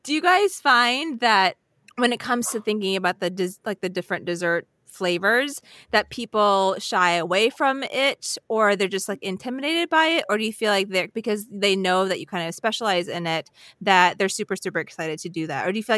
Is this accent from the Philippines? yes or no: yes; Philippines; I'm Filipino and I love mango.